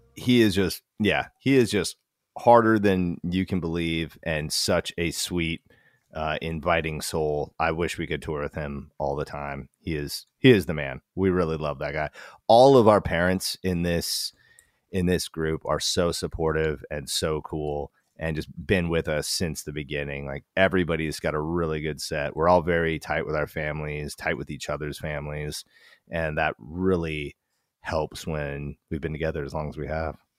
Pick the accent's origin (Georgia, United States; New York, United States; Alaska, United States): Alaska, United States; Wasilla; moved away as an adult; also born or lived in Portland, Oregon; I was 36 from Wasilla, Alaska